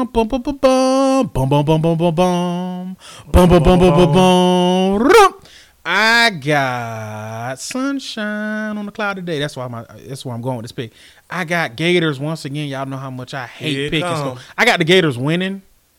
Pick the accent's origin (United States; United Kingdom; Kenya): United States; the South; Because we're from the South.